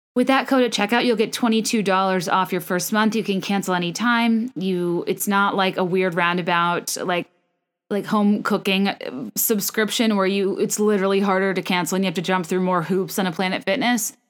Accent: Virginia, United States; I'm from Virginia, went to Cotillion

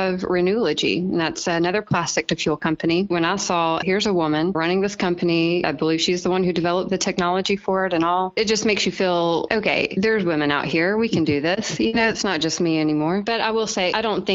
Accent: Birmingham, Alabama, United States; Born and raised in Birmingham, Alabama.

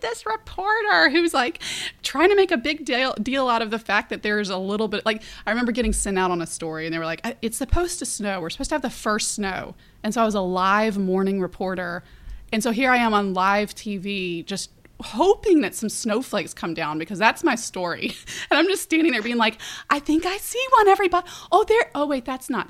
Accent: Birmingham, Alabama, United States; also born or lived in South Florida; I grew up in Birmingham and so just very, Southern, wonderful upbringing

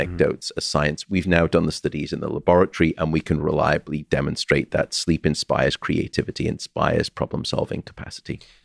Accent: Liverpool, North West England, United Kingdom; I'm from Liverpool myself

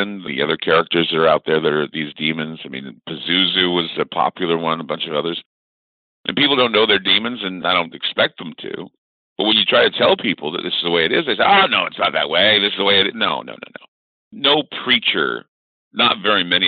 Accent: Salt Lake City, Utah, United States; I was born and raised in Salt Lake City, Utah.

